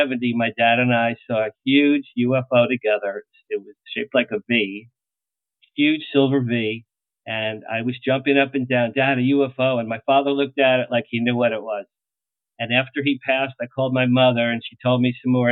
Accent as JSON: {"language": "English", "town": "Asbury Park", "region": "New Jersey", "country": "United States", "tie": "born or raised there", "moved": "yes", "lives_now": "Hollywood, United States", "said": "I grew up just outside Asbury Park, New Jersey"}